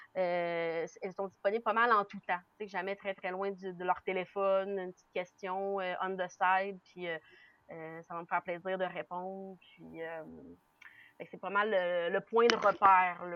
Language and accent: French; Quebec City, Quebec, Canada; now in Centre-du-Québec, Canada; je viens de Québec. Je suis née à Québec, euh, euh, la ville de Québec. Mais, mais j'habite présentement là, au centre du Québec